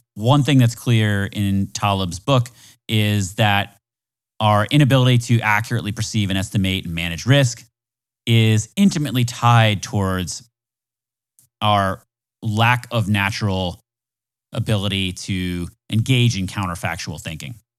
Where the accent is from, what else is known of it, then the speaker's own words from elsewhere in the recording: Florida, United States; I'm from Florida